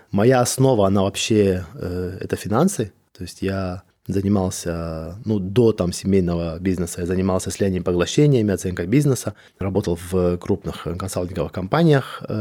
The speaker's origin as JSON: {"language": "Russian", "country": "Georgia", "said": "я грузин, это Кавказ"}